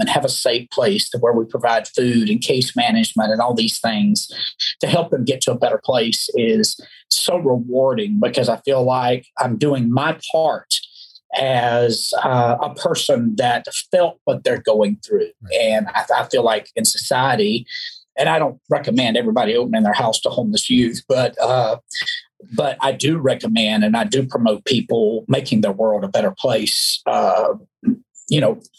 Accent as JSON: {"language": "English", "region": "Alabama", "country": "United States", "tie": "born or raised there", "said": "I was raised in the South, as you know, Alabama. You can't hear my accent, I know, but being from the South and raised very religious, there were some things that were just no-no."}